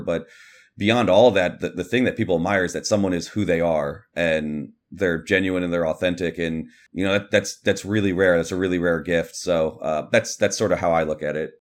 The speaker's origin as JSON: {"language": "English", "town": "Kansas City", "region": "Missouri", "country": "United States", "tie": "born or raised there", "said": "I grew up in Kansas City"}